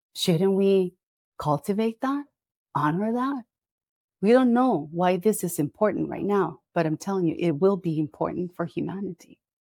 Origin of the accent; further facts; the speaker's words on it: Costa Rica; I'm here in Costa Rica. This is where I live. This is where I'm from